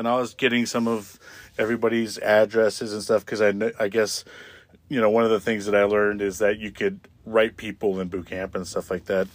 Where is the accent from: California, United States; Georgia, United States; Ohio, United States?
California, United States; Tatchby; also born or lived in Palmdale, California; when I grew up in Tatchby